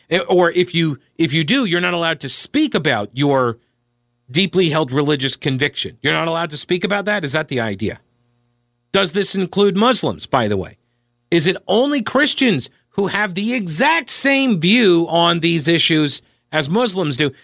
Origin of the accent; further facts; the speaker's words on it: New York, United States; now in North Carolina, United States; I'm originally from New York